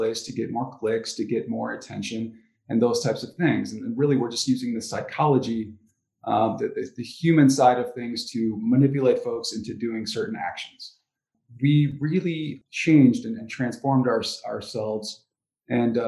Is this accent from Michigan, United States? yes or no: yes; Ann Arbor, Michigan, United States; I grew up in Ann Arbor, so I'm still here